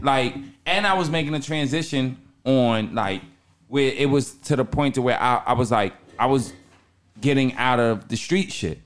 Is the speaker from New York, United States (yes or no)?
yes; Long Island, New York, United States; I'm from Long Island.